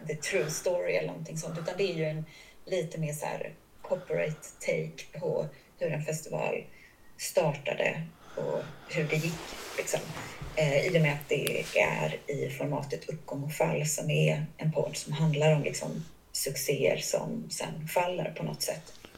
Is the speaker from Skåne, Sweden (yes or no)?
no; Kalmar, Kalmar County, Sweden; jag är ju uppväxt utanför Kalmar, en förort som heter Smeby